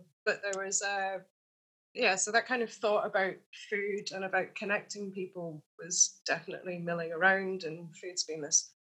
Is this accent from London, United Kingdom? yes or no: no; Edinburgh, Scotland, United Kingdom; Like, it's such a sociable city, especially because I came from Edinburgh, which was a massive culture shock.